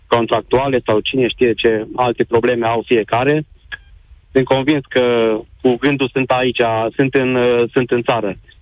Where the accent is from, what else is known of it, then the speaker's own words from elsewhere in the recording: Romania; moved away as an adult; now in Germany; cea mai faină sărbătoare a noastră, a românilor